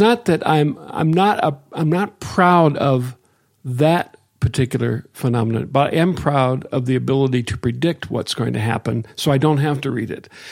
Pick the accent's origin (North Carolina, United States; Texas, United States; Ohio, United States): Ohio, United States; Akron; now in Willow, United States; I grew up in Akron